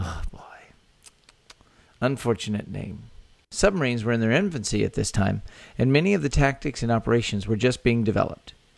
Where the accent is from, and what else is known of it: Texas, United States; born or raised there